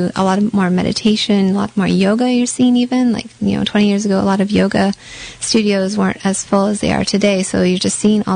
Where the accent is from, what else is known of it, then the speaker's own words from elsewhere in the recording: Canada; being Canadian